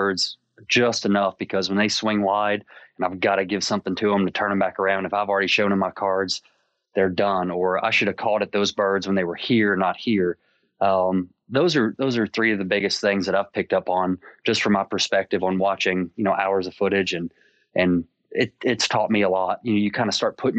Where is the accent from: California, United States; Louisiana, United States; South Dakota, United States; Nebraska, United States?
Louisiana, United States; South; growing up in South Louisiana